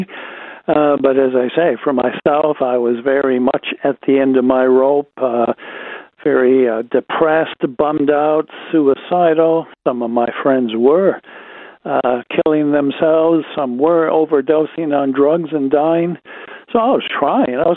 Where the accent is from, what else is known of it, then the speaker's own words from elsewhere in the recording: Wisconsin, United States; Wisconsin boy living in a small town, Wisconsin